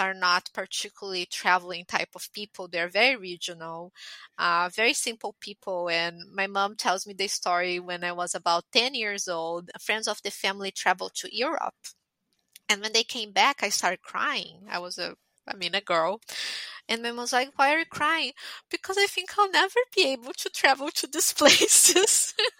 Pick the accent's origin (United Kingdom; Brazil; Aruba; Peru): Brazil; moved away as an adult; also born or lived in Italy / Montreal; I'm Brazilian. I'm born and raised in Brazil, but I'm from an Italian family